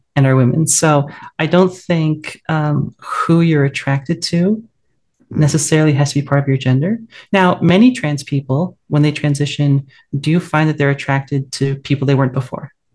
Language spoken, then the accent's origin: English; west coast of the US, United States; the best thing about my hometown is um, actually just outside it, uh, the redwood forests that we have on the west coast of the US